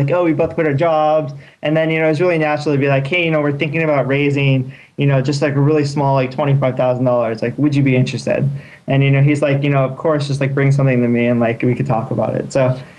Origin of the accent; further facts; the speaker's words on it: Torrance, California, United States; now in Palo Alto, United States; I grew up in Torrance